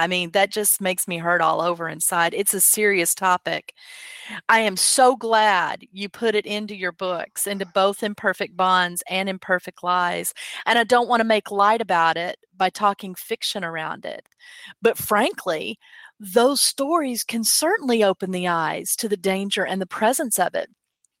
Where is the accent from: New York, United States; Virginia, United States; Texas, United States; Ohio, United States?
Texas, United States; Dallas; I'm from Dallas